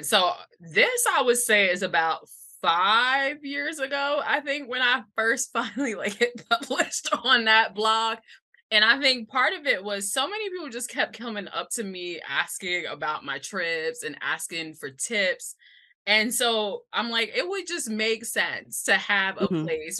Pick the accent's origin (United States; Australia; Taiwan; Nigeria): United States; New York City, New York; I'm born and raised in Brooklyn, New York. New York is my home through and through.